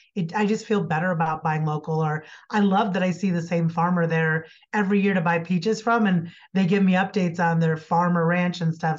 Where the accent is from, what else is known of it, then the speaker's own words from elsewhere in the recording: Iowa, United States; now in Colorado, United States; I grew up in Iowa